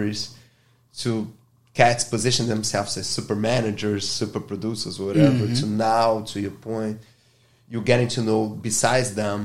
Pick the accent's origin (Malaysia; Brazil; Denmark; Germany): Brazil; Rio de Janeiro; English is a second language; moved away as an adult; now in United States; I'm from Brazil. I'm from Rio